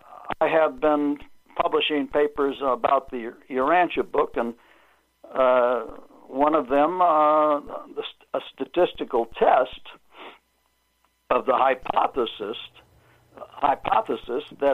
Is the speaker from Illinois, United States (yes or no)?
yes; Chicago, Illinois, United States; moved away; also born or lived in California; I was raised in Chicago